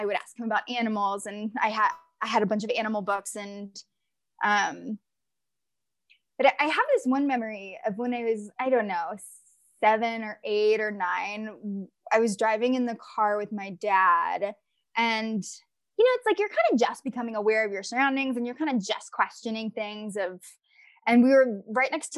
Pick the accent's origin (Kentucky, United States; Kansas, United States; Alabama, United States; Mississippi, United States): Mississippi, United States; northeastern; now in Colorado, United States; I'm also from a port city in northeastern Mississippi.